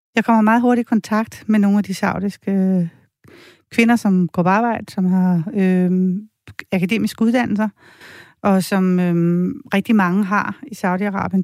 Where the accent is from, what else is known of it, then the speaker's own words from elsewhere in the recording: Denmark; jeg er fra Danmark